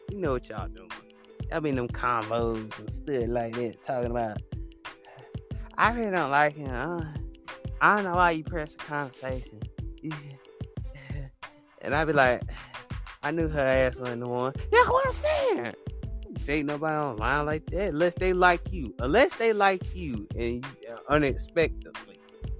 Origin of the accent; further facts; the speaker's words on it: Chicago, Illinois, United States; I see you from Chicago. I'm from Chicago too.